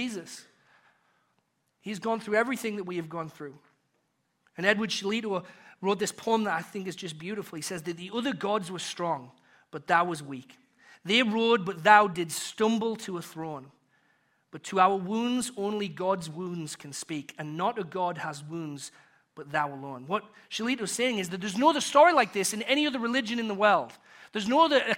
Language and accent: English; United Kingdom; accent: British; my British accent